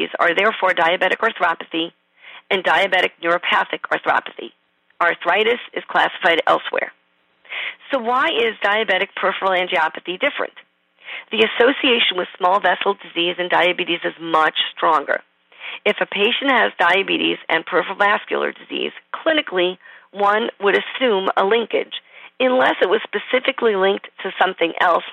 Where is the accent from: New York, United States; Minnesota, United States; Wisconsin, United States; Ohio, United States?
New York, United States; accent: New York; It must be my New York accent